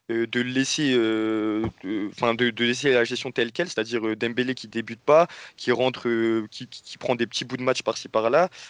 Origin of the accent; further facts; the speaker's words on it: Marseille, Provence-Alpes-Côte d'Azur, France; moi, je suis bien placé en tant que Marseillais pour, le dire